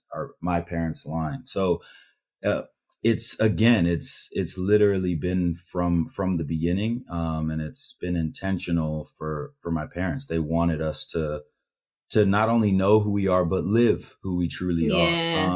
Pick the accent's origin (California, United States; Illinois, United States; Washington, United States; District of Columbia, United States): California, United States; I was growing up in California, distant from who I am as a Yoruba man.